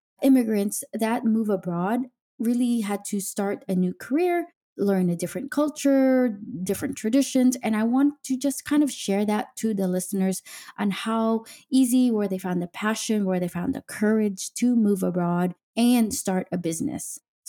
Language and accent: English; United States; now in Denmark; I'm an American Filipino mom living in Denmark, trying to balance culture, raise international kids, and learn the language